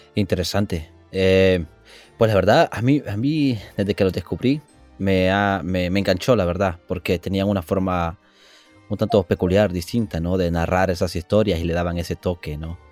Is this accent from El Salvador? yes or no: yes; El Salvador; now in California, United States; yo vengo un poco del trópico, del Salvador, y allá no es húmedo